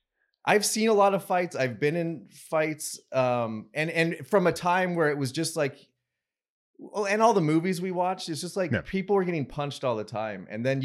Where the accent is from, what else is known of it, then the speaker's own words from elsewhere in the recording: Kansas, United States; also born or lived in Colorado; Yeah. That's, well, I grew up in Kansas and Colorado.